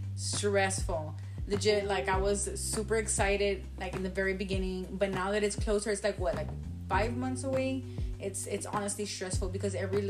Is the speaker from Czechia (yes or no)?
no; Laredo, Texas, United States; now in San Antonio, United States; I am from Laredo, just like Josina.